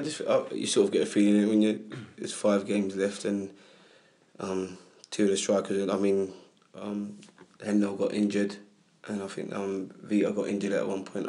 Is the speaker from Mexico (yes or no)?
no; Hackney, London, United Kingdom; also born or lived in Leyton; I grew up in Hackney